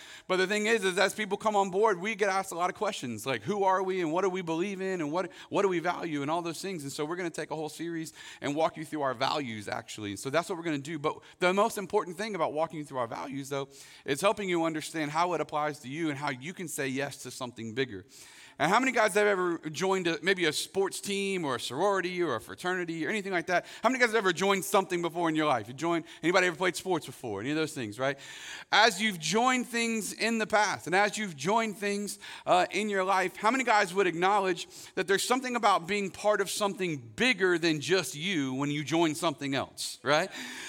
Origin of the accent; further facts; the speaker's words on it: Winter Haven, Florida, United States; I grew up in Winter Haven, Florida.